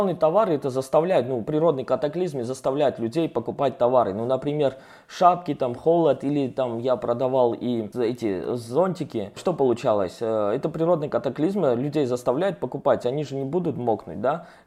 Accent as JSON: {"language": "Russian", "town": "Surgut", "region": "Khanty-Mansi Autonomous Okrug", "country": "Russia", "tie": "born or raised there", "moved": "yes", "lives_now": "Moscow, Russia", "said": "Это было в Сургуте. Я сам вырос в Сургуте. Потом я приехал в Москву."}